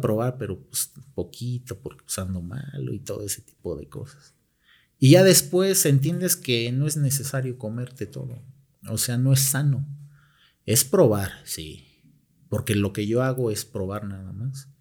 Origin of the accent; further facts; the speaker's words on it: Mexico; somos los propios mexicanos